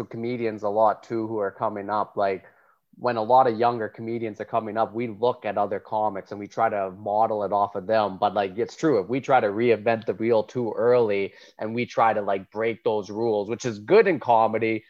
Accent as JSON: {"language": "English", "town": "Calgary", "region": "Alberta", "country": "Canada", "tie": "born or raised there", "also_born_or_lived": "High River / Edmonton", "moved": "as an adult", "lives_now": "Toronto, Canada", "said": "Like I grew up in Southern Alberta, so Calgary and High River was where I grew up"}